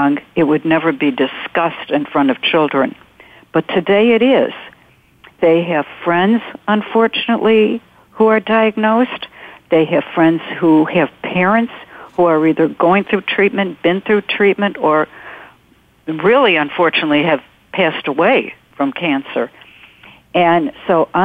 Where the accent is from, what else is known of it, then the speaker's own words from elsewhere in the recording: North Shore of Chicago, Illinois, United States; I'm from the North Shore of Chicago. I live about 30 miles north of Chicago